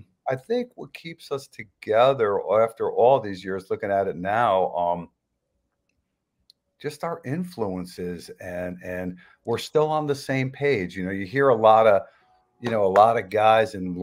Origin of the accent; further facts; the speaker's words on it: Red Bank, New Jersey, United States; we're from Red Bank, New Jersey